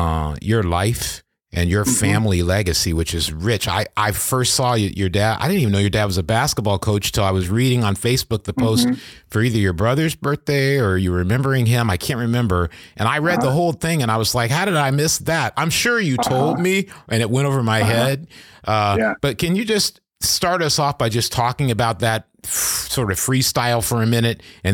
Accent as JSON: {"language": "English", "town": "Kentwood", "region": "Michigan", "country": "United States", "tie": "born or raised there", "also_born_or_lived": "Grand Rapids, Michigan", "said": "I grew up in Michigan, in a city called Kentwood, Michigan, and it was great."}